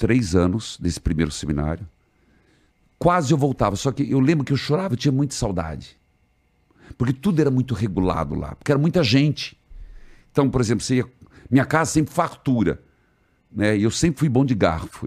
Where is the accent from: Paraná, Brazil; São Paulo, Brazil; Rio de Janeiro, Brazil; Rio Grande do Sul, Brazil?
Paraná, Brazil; interior of; Eu não sou de Curitiba, eu sou do interior sou chamado pé vermelho, uhum. que eu sou bicho do Paraná e do pé vermelho.